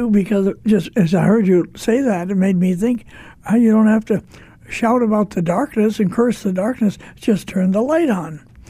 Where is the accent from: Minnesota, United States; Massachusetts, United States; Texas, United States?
Minnesota, United States; Robbinsdale; a kid growing up in Little Robbinsdale, a suburb of Minneapolis, Minnesota, I can remember, we celebrated Christmas in our classroom in grade school.